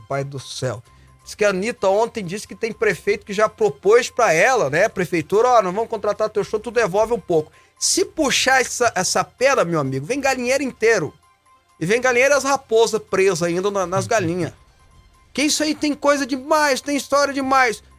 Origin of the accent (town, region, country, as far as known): Goiânia, Goiás, Brazil